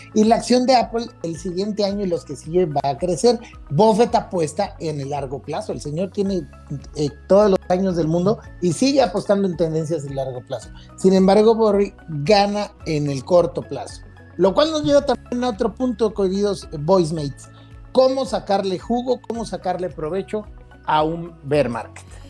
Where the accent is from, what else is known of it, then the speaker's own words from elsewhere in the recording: Mexico; tenemos que considerar como mexicanos